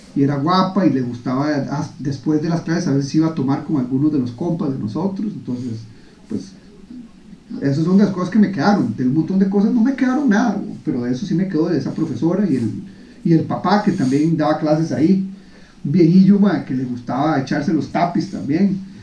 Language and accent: Spanish; Costa Rica; moved away as an adult; now in Singapore; yo crecí en Costa Rica